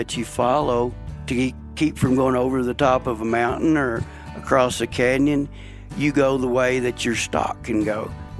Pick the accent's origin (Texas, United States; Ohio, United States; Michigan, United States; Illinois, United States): Texas, United States; In Texas, I'm from Texas, so I can say this